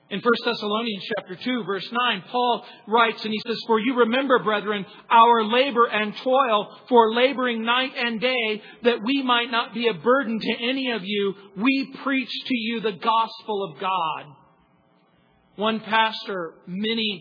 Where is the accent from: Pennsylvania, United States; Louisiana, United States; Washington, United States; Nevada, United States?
Louisiana, United States; New Orleans; I was born in New Orleans.